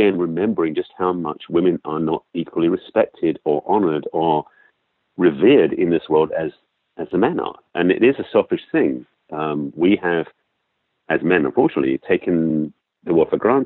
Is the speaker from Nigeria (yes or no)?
no; England, United Kingdom; accent: English; now in Los Angeles, United States; I have an English accent, being raised born and raised in England.